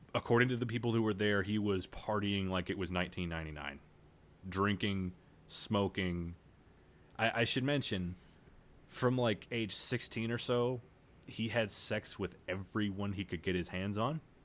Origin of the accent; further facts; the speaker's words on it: United States; I'm an American